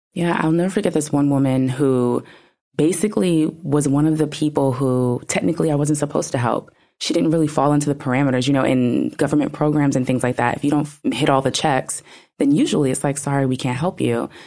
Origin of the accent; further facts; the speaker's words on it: New York, United States; I'm from New York